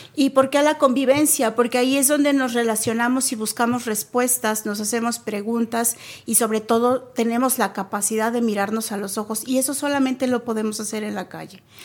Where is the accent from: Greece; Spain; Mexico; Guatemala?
Mexico; also born or lived in Nuevo León; como un mexicano, mexicana promedio, eh, me parece que fuimos criados